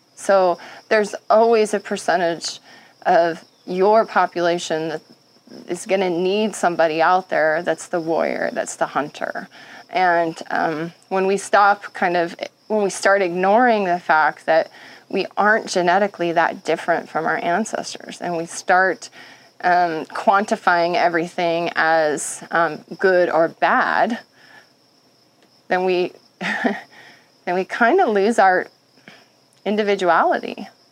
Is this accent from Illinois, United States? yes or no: no; Montana, United States; growing up in Montana